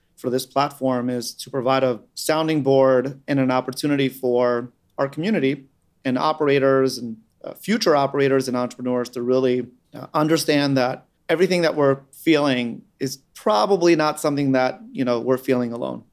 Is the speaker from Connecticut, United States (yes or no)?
no; New York City, New York, United States; I grew up on Staten Island